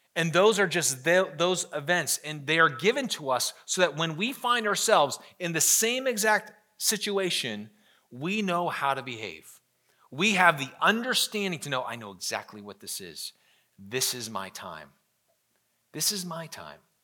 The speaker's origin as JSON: {"language": "English", "country": "United States", "said": "I'm proud to be an American"}